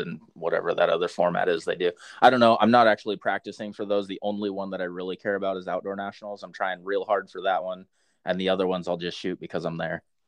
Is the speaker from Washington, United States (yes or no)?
yes; Centralia, Washington, United States; I am from Washington. Yeah, Centralia, up there, j- just south of Olympia and Puyallup area